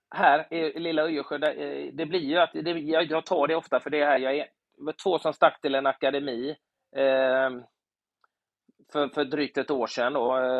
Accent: Gothenburg, Västra Götaland, Sweden; när jag var liten i Göteborg

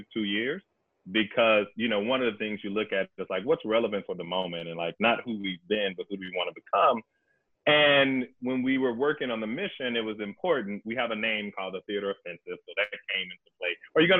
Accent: Dallas, Texas, United States; part of that Dallas religious upbringing

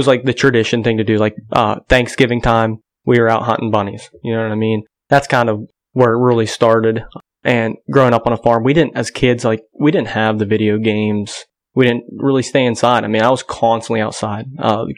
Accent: Grove City, Pennsylvania, United States; I'm 27 years old. Born and raised in Grove City, Pennsylvania

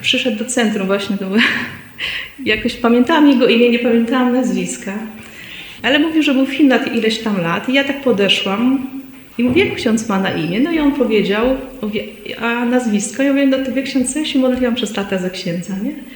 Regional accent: Szczecin, West Pomeranian Voivodeship, Poland; moved away; pochodzę z, ze Szczecina

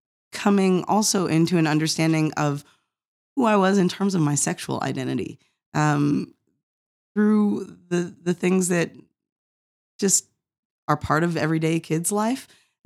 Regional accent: Norristown, Pennsylvania, United States; also born or lived in Cincinnati; so I was born in Cincinnati, where my mom was taking classes at the time. My father was serving in Providence, Rhode Island church there, but soon after my birth moved to Norristown, Pennsylvania, which is where I spent the first 9 years of life.

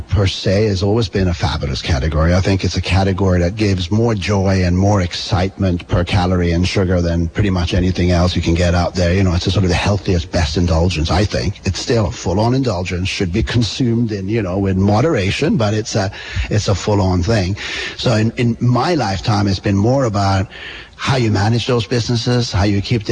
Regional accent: Bergen, Vestland, Norway; moved away as an adult; also born or lived in London; now in Vermont, United States; I come from Bergen on the west coast of Norway

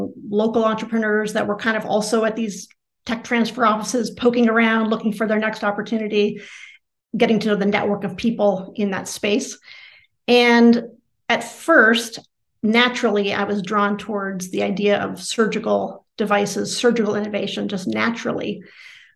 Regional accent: Cleveland, Ohio, United States; growing up in Cleveland as my father was a surgeon

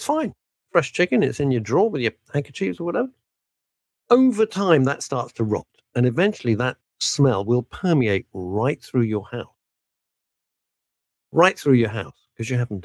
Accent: United Kingdom; we're British

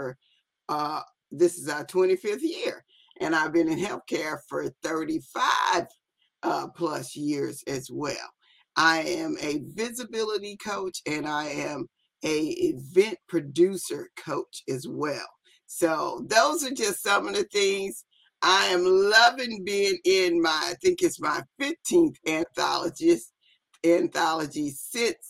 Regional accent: Biloxi, Mississippi, United States; I am hail from Biloxi, Mississippi

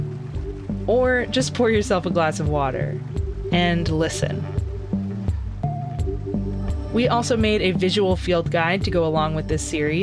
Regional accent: Central Texas, United States; Growing up in Central Texas, a lot of my life revolved around water

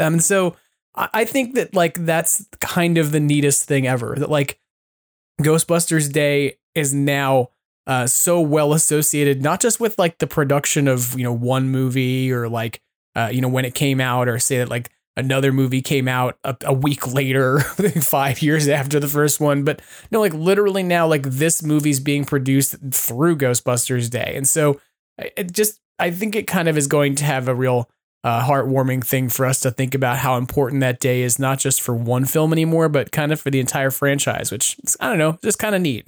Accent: New York City, New York, United States; I was born and raised in New York

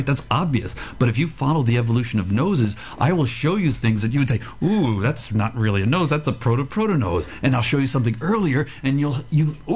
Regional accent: United States; now in Australia; I was born in the States

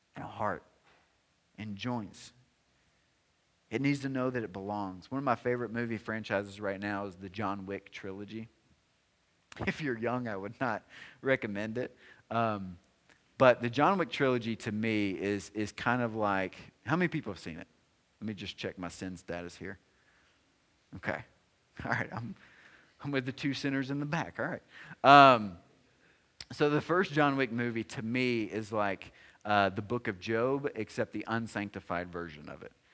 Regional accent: Tennessee, United States; I'm from Tennessee

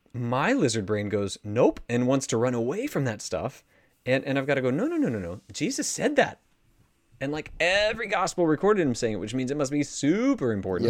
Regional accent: United States; as an American

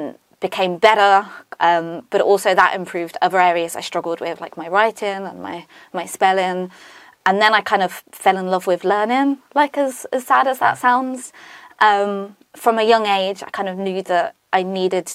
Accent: Northampton, East Midlands, United Kingdom; born and bred in Northampton for my sins. So I went to school in Northampton as well

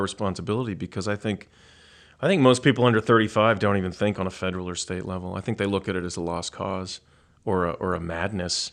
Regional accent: Pittsburgh, Pennsylvania, United States; moved away as an adult; I've since then been drawn back to my hometown

